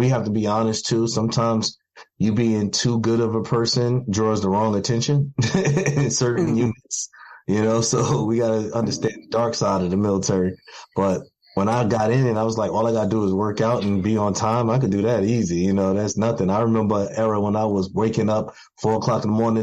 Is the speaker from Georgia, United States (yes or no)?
no; New York City, New York, United States; I was born in Brooklyn, New York, and growing up in a crack epidemic and growing up, you know, in the streets of Brooklyn